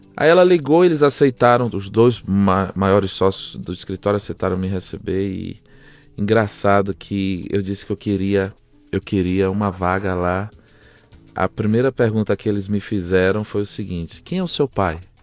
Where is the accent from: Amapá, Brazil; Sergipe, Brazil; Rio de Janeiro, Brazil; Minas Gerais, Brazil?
Sergipe, Brazil; Aracaju; moved away as an adult; also born or lived in Belém, Pará / São Paulo; now in Tulsa, United States; ele foi transferido para Aracaju, Sergipe. Fiquei lá dos 5 até os 32 anos.